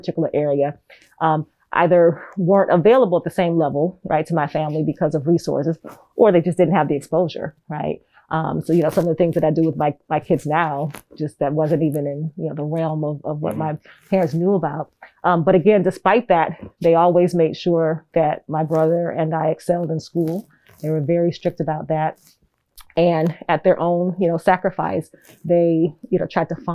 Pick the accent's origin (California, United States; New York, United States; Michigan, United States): Michigan, United States; Detroit; also born or lived in Great Falls, Montana; I was actually born in Great Falls, Montana, because my father was in the Air Force, but I grew up in Detroit, Michigan